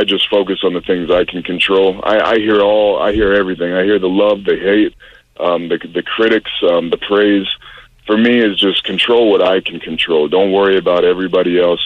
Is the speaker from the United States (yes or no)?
yes; Pensacola, Florida, United States; growing up in Pensacola, Florida